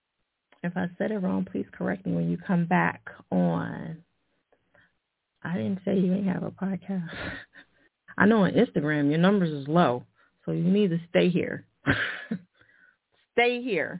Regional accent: New Jersey, United States; now in Philadelphia, United States; that's my home state.

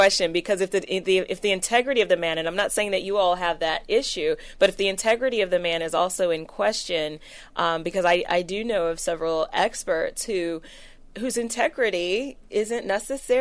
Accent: California, United States; moved away as an adult; also born or lived in Wisconsin; I was born and raised in California

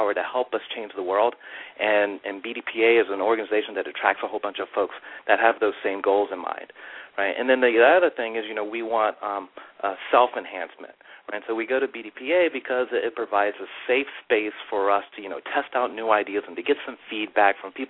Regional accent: Maryland, United States; now in Charlotte, United States; I'm originally from Maryland

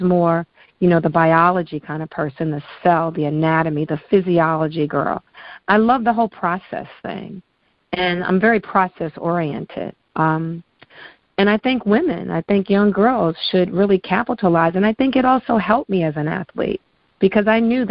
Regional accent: New York City, New York, United States; moved away; also born or lived in Maryland; I grew up in Bed-Stuy in the projects in Brooklyn

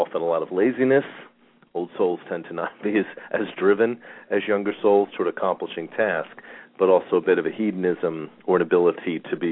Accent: Long Island, New York, United States; moved away; I grew up on Long Island

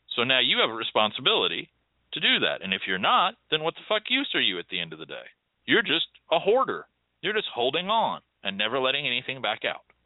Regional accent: United States; as an American

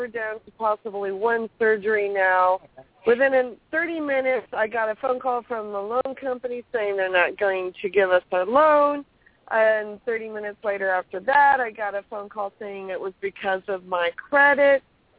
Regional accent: California, United States; I am California, girl.

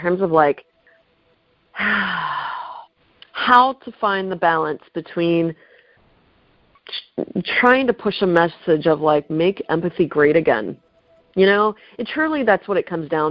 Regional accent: Pittsburgh, Pennsylvania, United States; moved away as an adult; now in Los Angeles, United States; I'm from Pittsburgh.

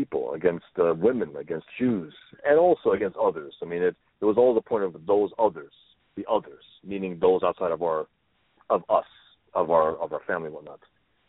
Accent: New York City, New York, United States; I was born and raised here in the Bronx by European Albanian Muslims.

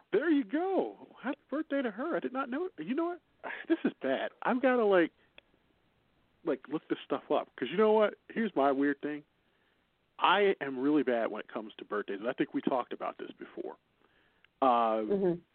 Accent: Chicago, Illinois, United States; accent: Chicago; My Chicago accent will say February at times

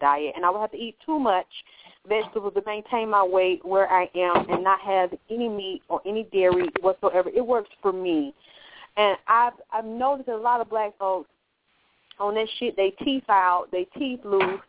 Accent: Georgia, United States; I was raised in Georgia

